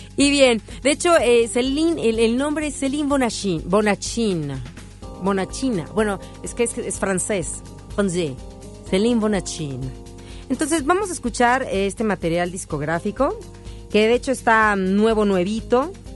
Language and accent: Spanish; Ciudad Satélite, State of Mexico, Mexico; mi pueblo allá en Satelandia